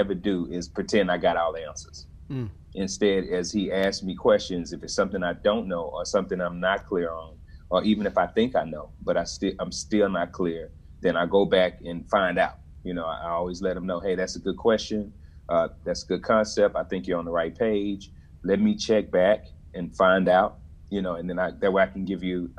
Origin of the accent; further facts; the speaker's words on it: Dallas, Texas, United States; I'm from Dallas originally